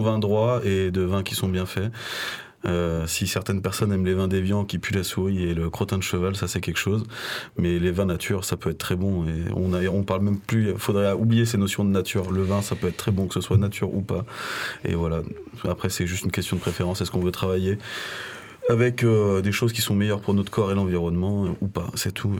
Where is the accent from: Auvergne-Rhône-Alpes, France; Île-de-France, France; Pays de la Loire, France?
Auvergne-Rhône-Alpes, France; Lyon; Je suis né à Lyon